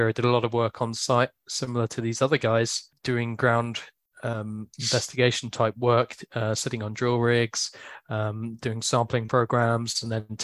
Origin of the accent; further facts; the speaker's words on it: Essex, East of England, United Kingdom; moved away as an adult; now in Cardiff, United Kingdom; I'm from Essex originally, so I'm an Essex boy